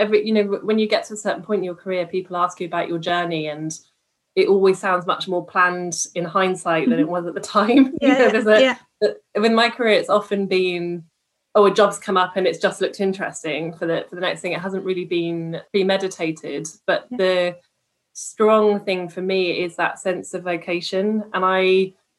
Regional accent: Stroud, South West England, United Kingdom; I come from Stroud in Gloucestershire, which is where Extinction Rebellion are from.

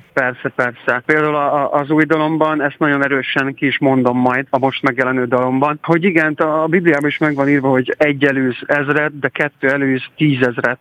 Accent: Karancslapujtő, Nógrád, Hungary; moved away; egy ilyen község igazából karancslapújt, mai, mai napig is járok oda oda-vissza, nagyon szerettem ott lakni, szerettem ott felnőni

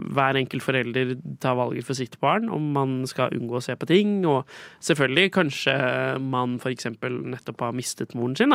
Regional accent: Skien, Telemark, Norway; moved away as an adult; also born or lived in England; now in Oslo, Norway; jeg kommer fra Skien. Uh, og jeg har en far som bor der, fordi uh, jeg flytta til Oslo for å studere

